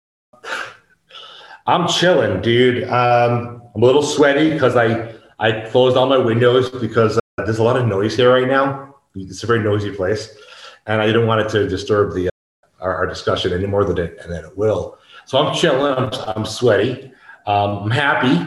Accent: United States; moved away as an adult; now in Mexico; I couldn't return to the United States

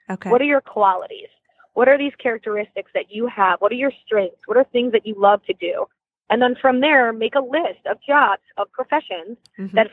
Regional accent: Michigan, United States; also born or lived in India; and we're from Michigan.

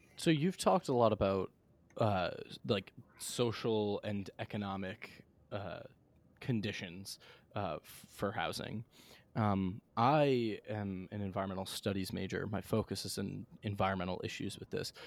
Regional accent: Bellport, New York, United States; I grew up in Bellport, New York, uh, South Shore of Long Island

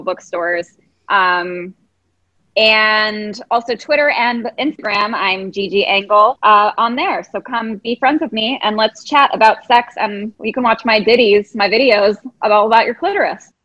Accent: Chicago, Illinois, United States; now in London, United Kingdom; I'm from Chicago

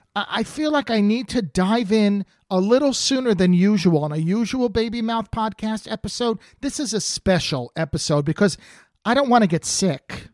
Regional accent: New Jersey, United States; now in California, United States; I grew up in New Jersey

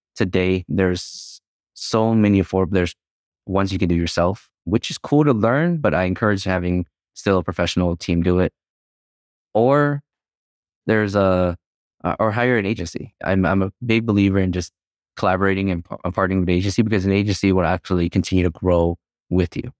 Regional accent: United States; growing up in the nineties, all we cared about was trying to assimilate and fit in, into the American culture

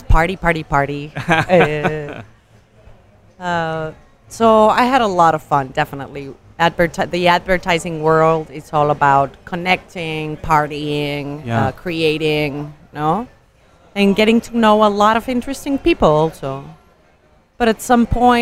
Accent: Mexico City, Mexico; moved away as an adult; now in Oaxaca, Mexico; I was born in Mexico City, and I moved to Oaxaca in 2007

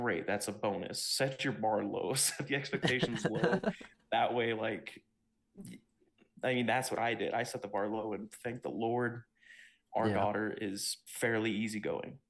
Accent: Texas, United States; also born or lived in Ohio; I grew up mostly in Texas, and before that I was living in Ohio

